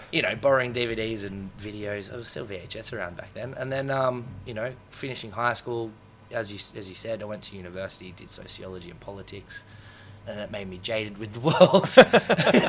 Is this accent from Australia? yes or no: yes; Sydney, New South Wales, Australia; we ran around pretty much South Sydney most of our lives